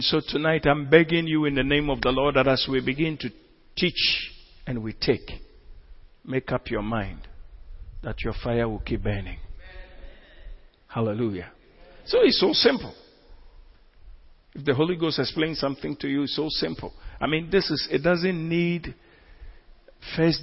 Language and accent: English; Ghana; we are Ghanaian Christians